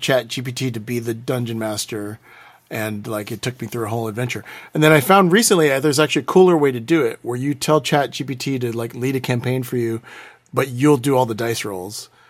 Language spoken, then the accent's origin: English; Houston, Texas, United States; I'm from Houston